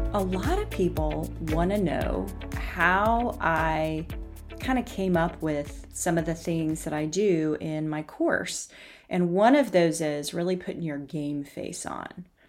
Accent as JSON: {"language": "English", "town": "Knoxville", "region": "Tennessee", "country": "United States", "tie": "born or raised there", "said": "I grew up in Knoxville, Tennessee"}